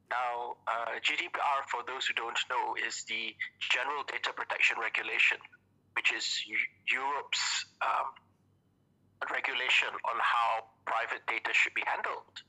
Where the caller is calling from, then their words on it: Kuching, Sarawak, Malaysia; I'm calling from Kuching today.